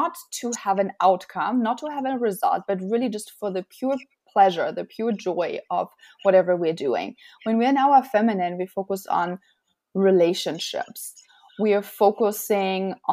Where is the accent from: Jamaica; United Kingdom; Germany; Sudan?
Germany; moved away as an adult; now in United States; I'm originally from Germany, and I came to the United States in 2010